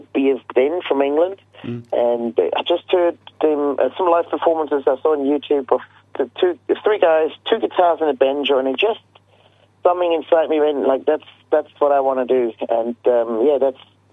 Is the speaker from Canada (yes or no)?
no; Switzerland; moved away as an adult; now in New Zealand; I'm originally from Switzerland. That's where I was born, and that's where I left till was in my late 20s.